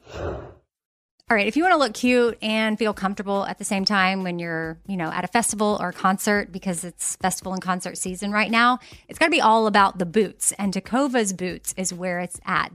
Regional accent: Texas, United States; I'm from Texas

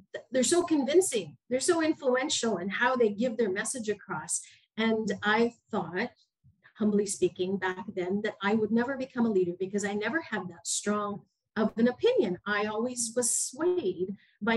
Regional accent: Canada; moved away as an adult; I'm a Canadian

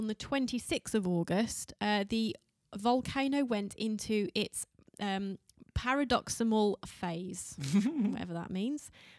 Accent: United Kingdom; We're fucking Brits.

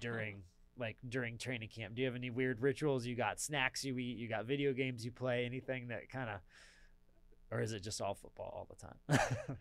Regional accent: Southern California, United States; now in Atlanta, United States; I'm from Southern California

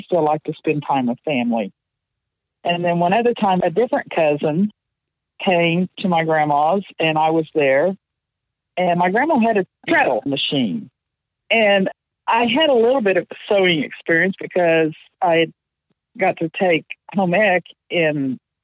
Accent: Tulsa, Oklahoma, United States; also born or lived in Nowata, Oklahoma; I was born in Oklahoma, actually Nowata, Oklahoma.

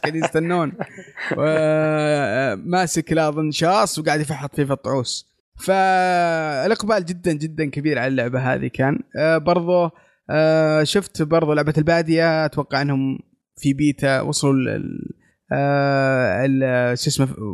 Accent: Saudi Arabia; عندنا في السعوديه

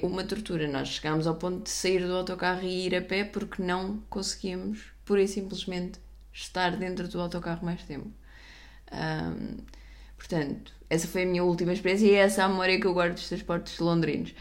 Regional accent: Portugal; eu sou portuguesa a falar eh, inglês americano

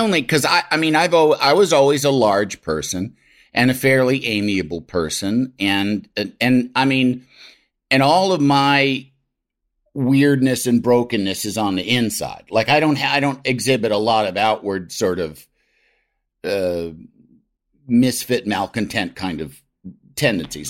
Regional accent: Midwest, United States; as a Midwesterner

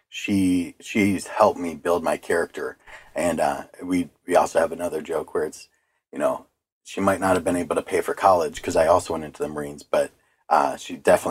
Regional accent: Eastpointe, Michigan, United States; my childhood, we grew up on Stevens Drive

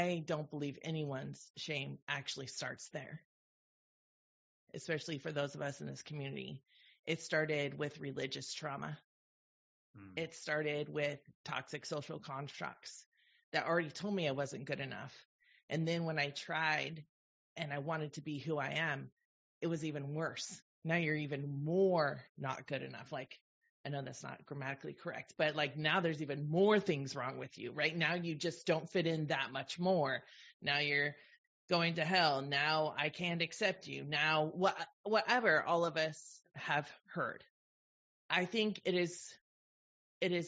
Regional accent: the Bay Area, California, United States; I grew up in the Bay Area

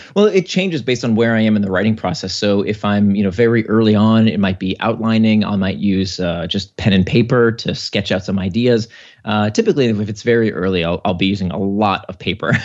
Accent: United States; my family came to America in nineteen eighty-one, uh, kinda to pursue the American dream

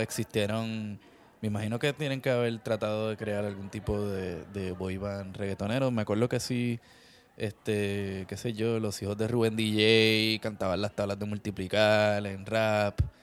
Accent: Puerto Rico; de pequeño, pues sí, tú sabes, creciendo en Puerto Rico

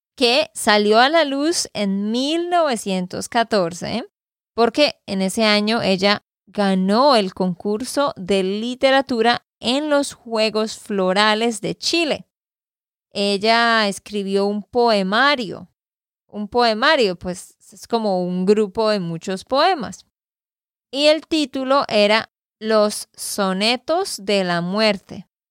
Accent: Santander, Colombia; de Santander, Colombia

